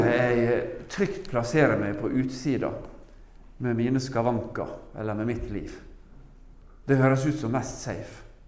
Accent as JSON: {"language": "Norwegian", "country": "Norway", "said": "Jeg er jo norsk"}